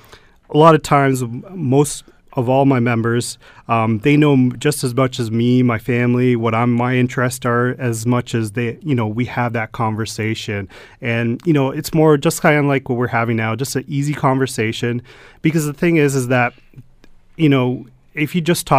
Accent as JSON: {"language": "English", "town": "Stoney Creek", "region": "Ontario", "country": "Canada", "tie": "born or raised there", "said": "I grew up in Stoney Creek all my life and, you know, and married and children now"}